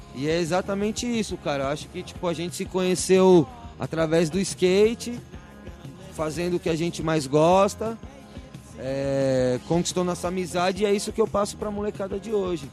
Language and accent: Portuguese; Brazil; also born or lived in Manaus; saí do Brasil mesmo, mas conheci bastante o Brasil, assim, viajei bastante dentro do nosso país